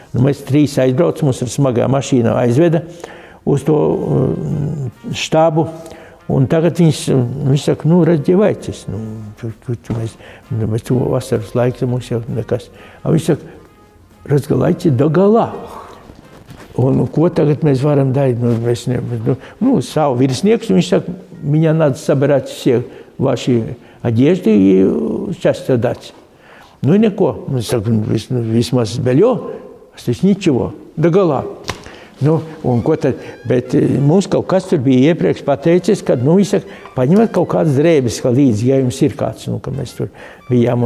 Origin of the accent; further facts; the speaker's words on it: near Skaistkalne, Zemgale, Latvia; tā mala starp manu dzimteni un skaiskalni